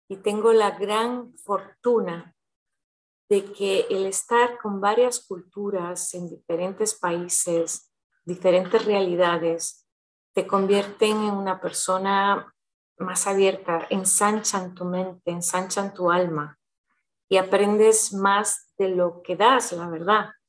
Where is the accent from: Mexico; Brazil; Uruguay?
Brazil; born there; also born or lived in Switzerland / London / Madrid / United States; yo nací en Brasil, mis padres son españoles